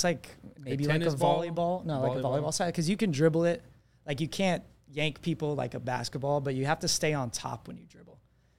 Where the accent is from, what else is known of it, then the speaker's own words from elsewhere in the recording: Arizona, United States; also born or lived in California; I was born in Southern California, but moved to Arizona when I was, my memory goes back to Arizona.